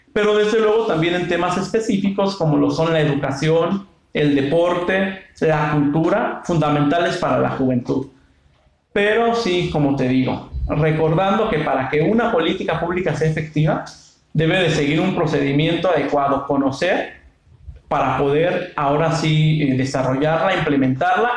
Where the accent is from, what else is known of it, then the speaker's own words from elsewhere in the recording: Angamacutiro, Michoacán, Mexico; moved away as an adult; now in Morelia, Mexico; soy originario del municipio de Angamactiro, aquí de nuestro estado de Michoacán